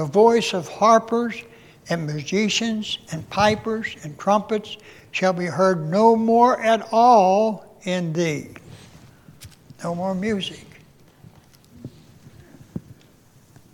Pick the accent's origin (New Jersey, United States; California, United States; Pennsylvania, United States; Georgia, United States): Pennsylvania, United States; moved away; I was born and raised in Pennsylvania